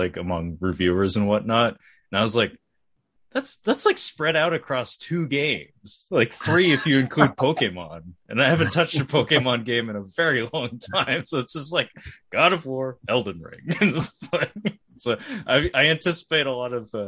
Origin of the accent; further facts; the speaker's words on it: United States; as an American